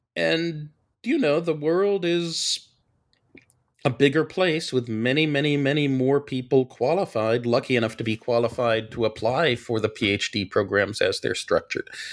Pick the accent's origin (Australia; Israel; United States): United States; Washington, District of Columbia; born or raised there